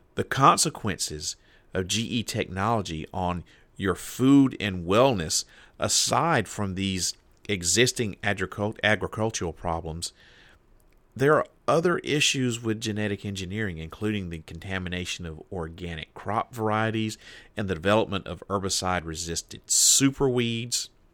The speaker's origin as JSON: {"language": "English", "region": "Deep South", "country": "United States", "tie": "born or raised there", "moved": "yes", "said": "now I'm from the Deep South. And when, when I was growing up, there was a lot of kudzu in my neck of the woods."}